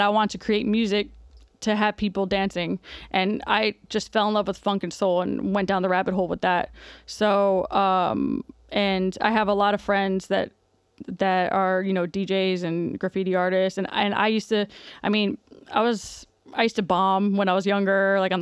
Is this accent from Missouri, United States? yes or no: no; South Florida, United States; moved away; I'm from South Florida, and when I was younger, I was heavily involved in the hip hop scene down there, in Miami especially